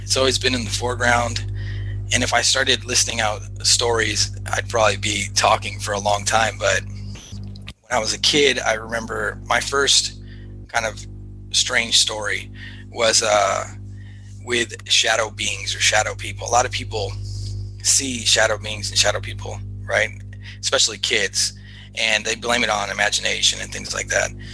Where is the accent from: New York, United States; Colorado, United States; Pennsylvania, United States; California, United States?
California, United States; Los Angeles; growing up in Los Angeles, you're like surrounded by by the movie industry